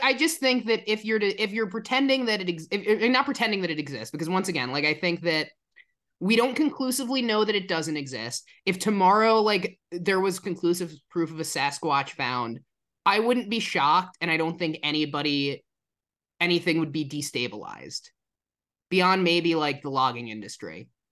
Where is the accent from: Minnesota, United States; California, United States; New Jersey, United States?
New Jersey, United States; moved away; also born or lived in Illinois; I'm from New Jersey